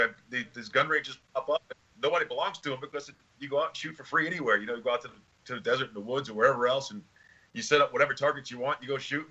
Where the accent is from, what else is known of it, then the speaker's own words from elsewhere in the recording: New York City, New York, United States; moved away as an adult; also born or lived in Brooklyn, New York / New Jersey; now in Arizona, United States; I lived in Brooklyn, I grew up in Staten Island, New York